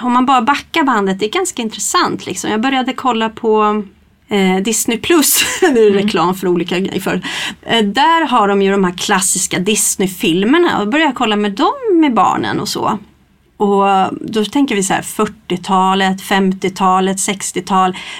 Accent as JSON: {"language": "Swedish", "town": "Stockholm", "region": "Stockholm County", "country": "Sweden", "moved": "as an adult", "lives_now": "Kristinehamn, Sweden", "said": "jag kommer ju inte från Kristinehamn från början och komma från, från Stockholm"}